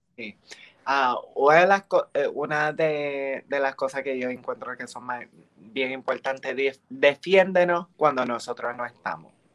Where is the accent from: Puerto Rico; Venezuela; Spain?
Puerto Rico; Bayamón; moved away; also born or lived in United States; aquí en mi pueblo, en Bayamón